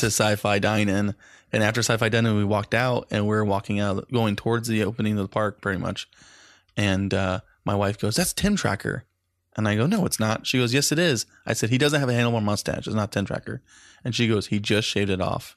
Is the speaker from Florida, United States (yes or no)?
yes; Daytona Beach, Florida, United States; Daytona Beach